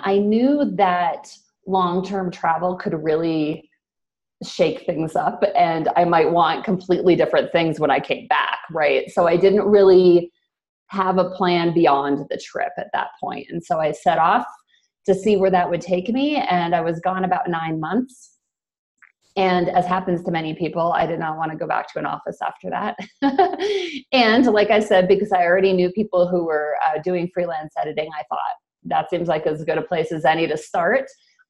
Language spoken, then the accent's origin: English; United States; Yeah, so I'm originally from the States. I actually moved around a lot growing up, so I guess in some ways I've been a nomad forever.